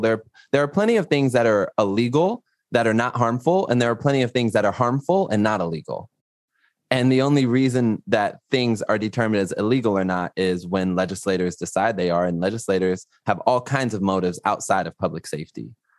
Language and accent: English; Los Angeles, California, United States; I'm from Los Angeles, California